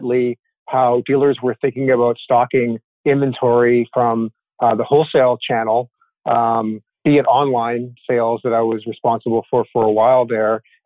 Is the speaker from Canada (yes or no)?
yes; Toronto, Ontario, Canada; moved away as an adult; now in United States; I grew up in Toronto, up in Canada